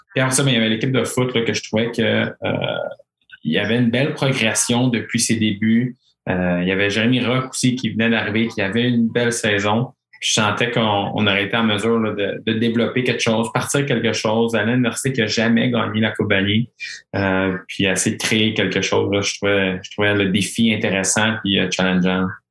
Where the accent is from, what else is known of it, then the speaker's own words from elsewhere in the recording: Quebec, Canada; Saskatchewan, euh, ma première année, j'étais le seul Québécois